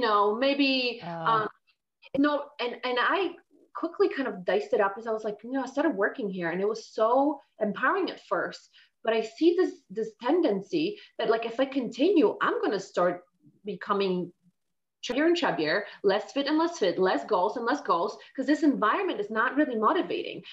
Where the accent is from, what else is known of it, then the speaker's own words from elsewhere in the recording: Poland; moved away as an adult; I was born and raised in Poland, and I lived there up until I was 21.